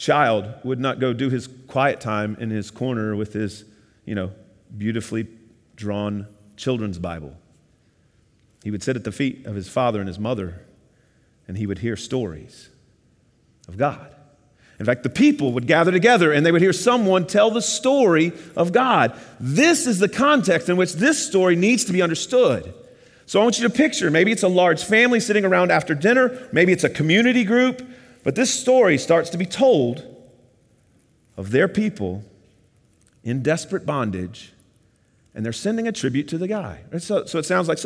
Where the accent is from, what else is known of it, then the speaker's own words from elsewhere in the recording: the South, United States; now in Miami, United States; I'm from the South